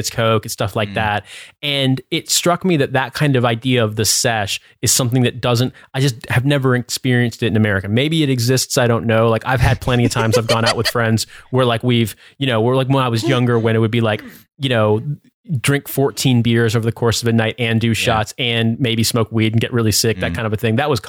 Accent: United States; now in United Kingdom; as an American

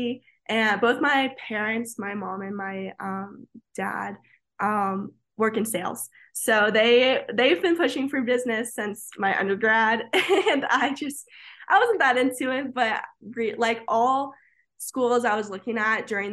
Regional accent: Florida, United States; moved away as an adult; growing up in Florida

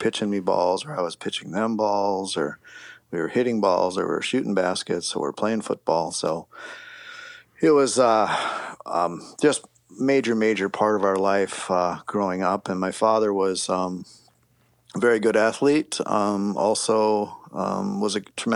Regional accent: Lakeville, Minnesota, United States; I grew up in Lakeville, Minnesota, when it was actually a small town

